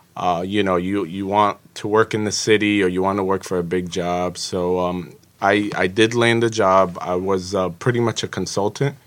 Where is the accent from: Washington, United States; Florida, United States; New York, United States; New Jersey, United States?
New Jersey, United States; Jersey City; also born or lived in Egypt; I grew up in Jersey City through the public school district